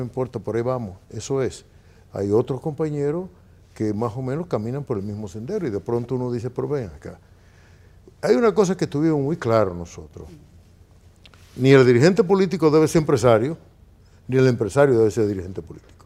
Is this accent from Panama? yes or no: no; Dominican Republic